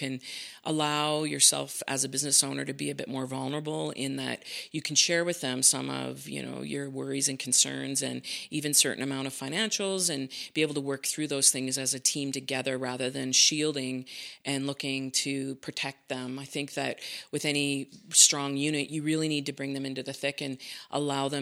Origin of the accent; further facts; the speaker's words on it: Saint John, New Brunswick, Canada; now in Calgary, Canada; I grew up in New Brunswick, in St. John, New Brunswick. So I spent most of my childhood there.